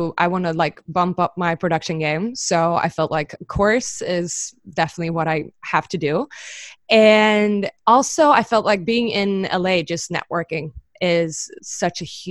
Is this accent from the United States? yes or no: no; island outside Stockholm, Stockholm County, Sweden; I'm from Stockholm, but I grew up on a little like tiny island outside of Stockholm, like 2 hours outside